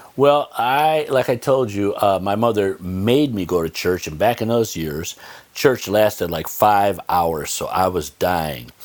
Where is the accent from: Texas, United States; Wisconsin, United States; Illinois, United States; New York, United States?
New York, United States; Olean; I grew up in Olean